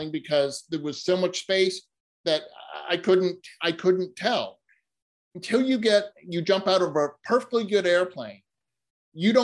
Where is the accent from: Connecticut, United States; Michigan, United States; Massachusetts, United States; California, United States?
Massachusetts, United States; Boston; moved away; I'm originally from Boston. I was living in Boston at the time